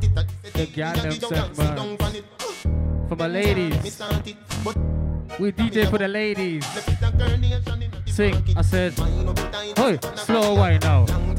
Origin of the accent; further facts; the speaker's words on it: Trinidad & Tobago; You know what? Trinidad, I'm from Trinidad, Tobago.